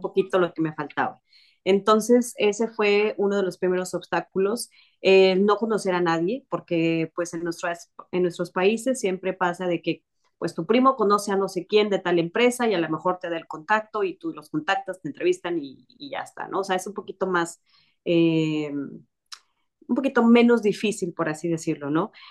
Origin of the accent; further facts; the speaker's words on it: Mexico; yo soy mexicana